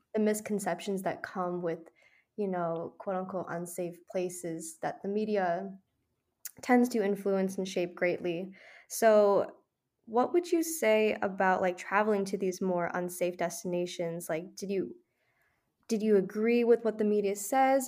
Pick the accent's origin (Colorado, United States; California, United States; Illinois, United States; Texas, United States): Illinois, United States; Chicago; I'm from Chicago